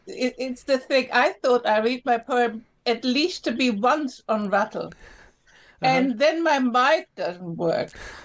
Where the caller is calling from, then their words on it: Lima, Peru; I'm calling from Peru.